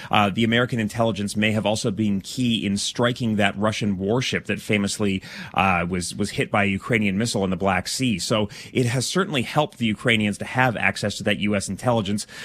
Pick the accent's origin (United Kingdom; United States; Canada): Canada; Calgary, Alberta; moved away; From Calgary, yeah.